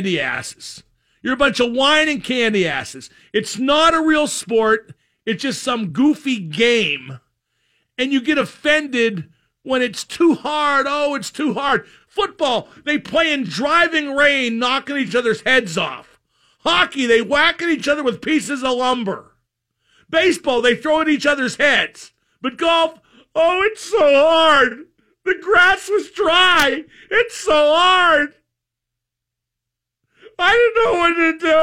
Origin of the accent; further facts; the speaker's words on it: Reserve Township, Pennsylvania, United States; who I grew up with in Reserve Township